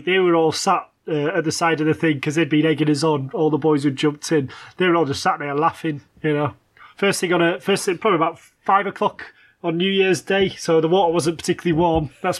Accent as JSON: {"language": "English", "region": "England", "country": "United Kingdom", "said": "I was English"}